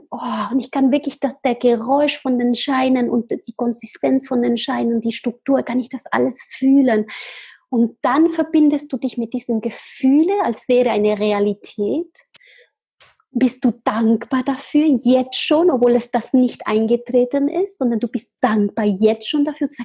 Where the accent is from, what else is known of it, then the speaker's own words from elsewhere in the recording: Argentina; born there; German is a second language; Ja, also ich bin in Argentinien geboren, ich bin halb Argentinierin und halb Chilenerin.